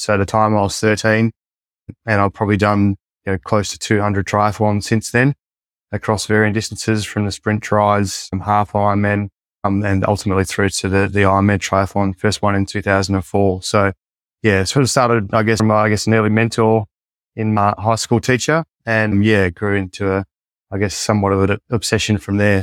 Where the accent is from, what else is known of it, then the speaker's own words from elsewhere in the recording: Collie, Western Australia, Australia; also born or lived in Perth, Australia; when we grew up in Collie, one, one of four siblings